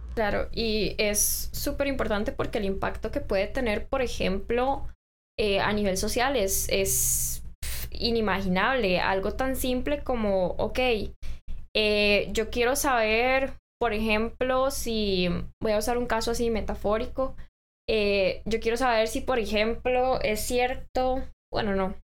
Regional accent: Costa Rica; como ciudadanos costarricenses

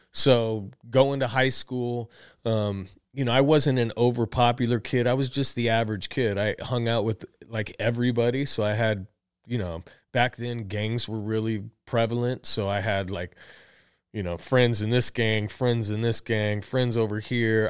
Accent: Tucson, Arizona, United States; I was born in Tucson, Arizona

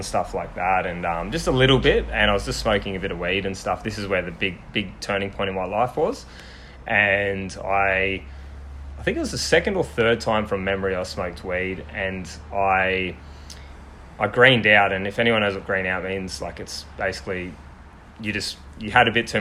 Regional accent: Sunshine Coast, Queensland, Australia; also born or lived in Victoria; so since I was about three, I've lived here

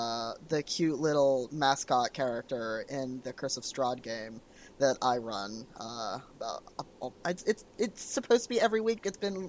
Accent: Canada; I keep saying a boot because I'm Canadian.

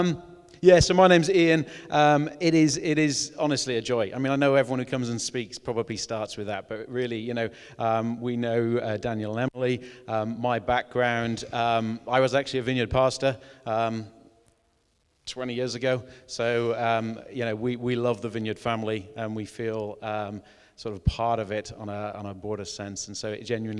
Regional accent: Wales, United Kingdom; I was brought up in Wales, spent a lot of time in mid Wales, walking the Breckens and things like that.

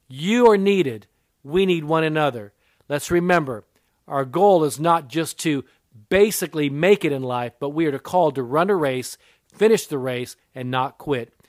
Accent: Japan; I'm part Japanese. I was born in Japan. My mother was Japanese

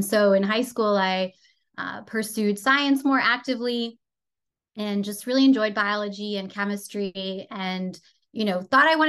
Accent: France; So I grew up in Europe, in France. My mom is Canadian. My dad is French. And so I went to an international school.

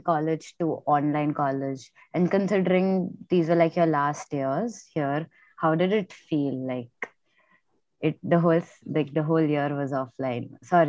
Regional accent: Mumbai, Maharashtra, India; I'm also from Mumbai

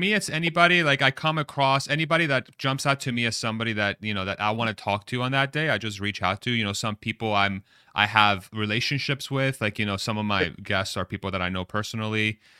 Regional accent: Texas, United States; I'm from Texas.

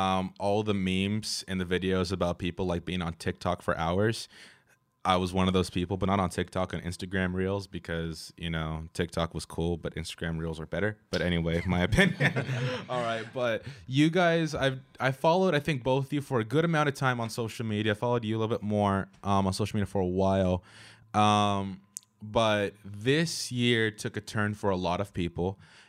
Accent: California, United States; I'm Californian.

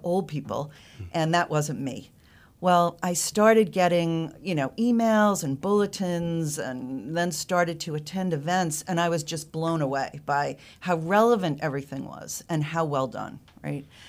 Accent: Northeast, United States; moved away as an adult; now in North Carolina, United States; I'm originally from the Northeast

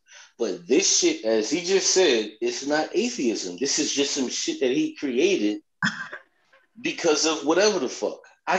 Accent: Miami, Florida, United States; now in North Carolina, United States; I'm originally from Miami, Florida, where they open 24 hours a day.

